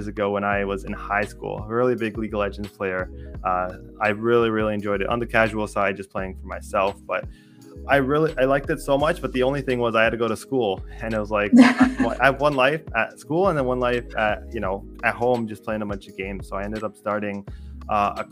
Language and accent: English; Canada; I'm Canadian